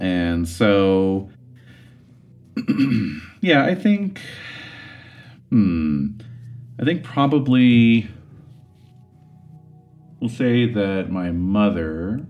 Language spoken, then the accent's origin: English; Los Angeles, California, United States; And I grew up there. I grew up in Los Angeles.